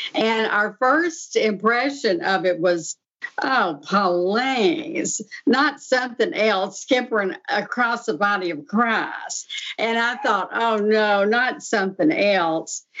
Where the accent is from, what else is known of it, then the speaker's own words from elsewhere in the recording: Texas, United States; now in Pittsburgh, United States; I'm originally from Texas, and I've lived here in Pittsburgh area for 43 years.